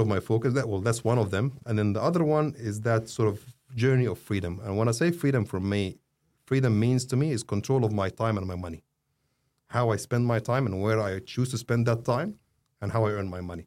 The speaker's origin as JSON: {"language": "English", "country": "Saudi Arabia", "tie": "born or raised there", "also_born_or_lived": "Egypt", "moved": "yes", "lives_now": "Australia", "said": "I was born in Saudi, but I'm not a Saudi"}